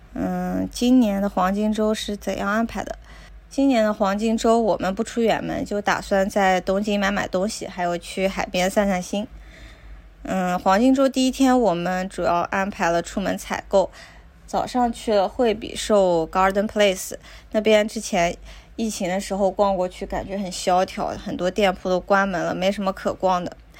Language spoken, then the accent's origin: Chinese; China; also born or lived in Tokyo, Japan; now in Japan; 我们中国人